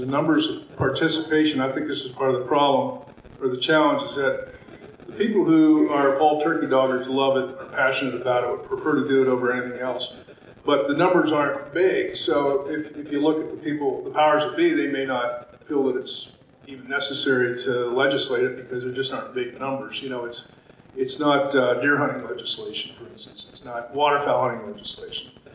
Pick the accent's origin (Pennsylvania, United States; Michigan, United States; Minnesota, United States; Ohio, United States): Pennsylvania, United States; moved away as an adult; now in Maine, United States; I was born and raised in Pennsylvania, grew up turkey hunting there, and now live in, in Maine